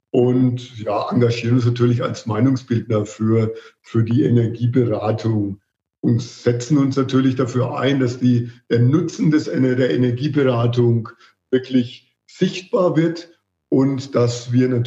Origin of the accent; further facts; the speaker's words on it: Marktheidenfeld, Bavaria, Germany; accent: Franconian; ich bin aus Markaldenfeld, Franke, wie man unschwer hört